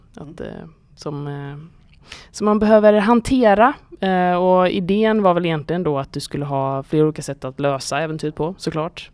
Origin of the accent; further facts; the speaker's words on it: Gothenburg, Västra Götaland, Sweden; jag är från Göteborg